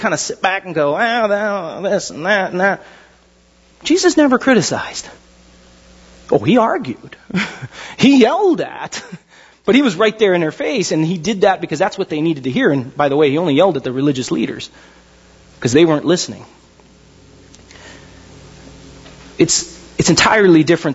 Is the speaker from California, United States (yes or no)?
yes; Pasadena, California, United States; I was born in Huntington Hospital. It was pretty nice. Pasadena.